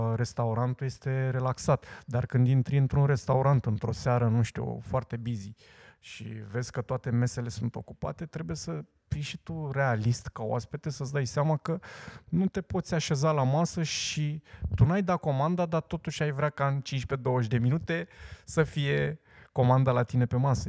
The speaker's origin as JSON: {"language": "Romanian", "town": "Craiova", "region": "Dolj", "country": "Romania", "said": "eu sunt craiovean și sunt unul și cu toții suntem craioveni și suntem unul"}